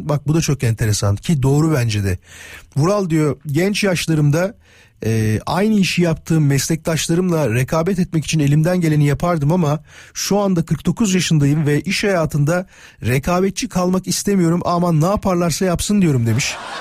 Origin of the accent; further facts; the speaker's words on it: İzmit, Kocaeli, Turkey; Canım memleketim İzmit'e doğru bir yol alacağız